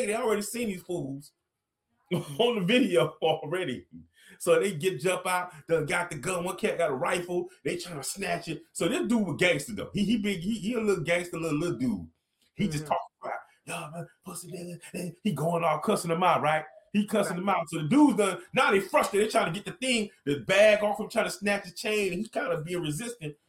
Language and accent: English; Miami, Florida, United States; I'm from Dade